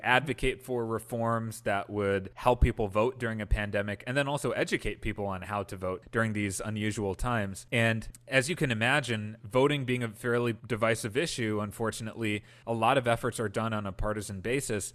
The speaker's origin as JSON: {"language": "English", "region": "Wisconsin", "country": "United States", "tie": "born or raised there", "said": "I grew up in Wisconsin, and the early ideas for Millennial Action Project really came about from my upbringing here"}